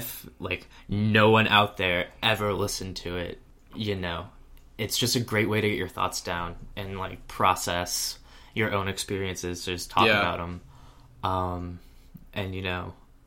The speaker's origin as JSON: {"language": "English", "town": "Williamsburg", "region": "Virginia", "country": "United States", "tie": "born or raised there", "said": "I was originally from Williamsburg, Virginia, where I, you know, grew up, did a lot of community theater"}